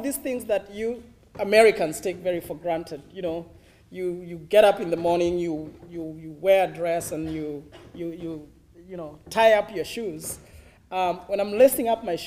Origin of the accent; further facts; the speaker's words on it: Mitahato, Central Kenya, Kenya; moved away as an adult; now in Rwanda; I was born in Kenya, and I was born in a village called Mitahato. It's a small village in central Kenya